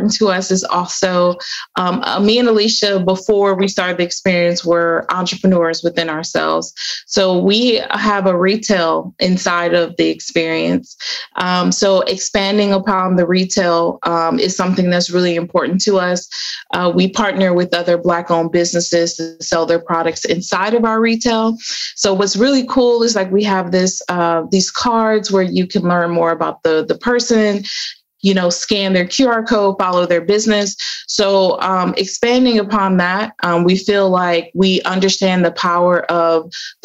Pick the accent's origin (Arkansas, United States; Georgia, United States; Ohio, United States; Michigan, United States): Ohio, United States; Cleveland; I'm from Cleveland